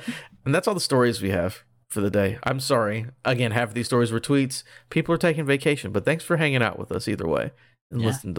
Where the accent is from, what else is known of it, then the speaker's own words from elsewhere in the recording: United Kingdom; I'm British.